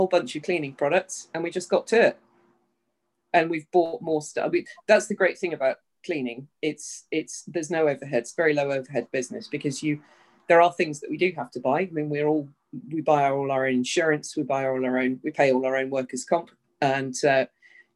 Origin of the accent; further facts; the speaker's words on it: United Kingdom; moved away as an adult; also born or lived in Southern California; now in United States; I'm British, and I've lived in the States for about 5 years now